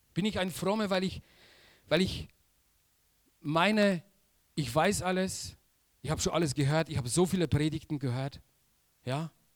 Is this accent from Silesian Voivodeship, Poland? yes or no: yes; Silesian Voivodeship, Poland; German is a second language; moved away as an adult; now in Germany; Ich komme aus Polen